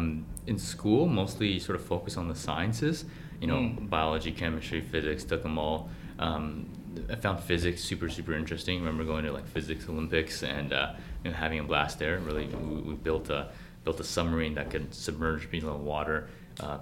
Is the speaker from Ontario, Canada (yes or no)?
no; Vancouver, British Columbia, Canada; also born or lived in Beijing / Burnaby; I was born in Beijing, actually, and I moved to Vancouver when I was very young, at the age of six. So I grew up in Vancouver